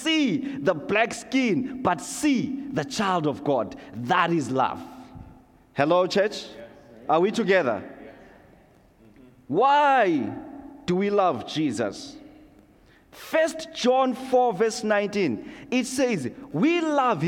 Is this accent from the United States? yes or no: no; Zimbabwe; now in Canada; growing up in Zimbabwe, going to Sunday school, being a young kid